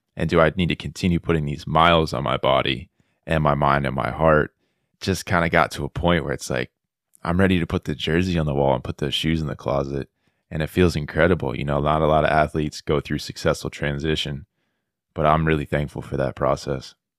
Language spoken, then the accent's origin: English; South Florida, United States; moved away as an adult; now in Auburn, Alabama, United States; I'm originally from South Florida, David, but I'm now in Auburn, Alabama, here at Auburn University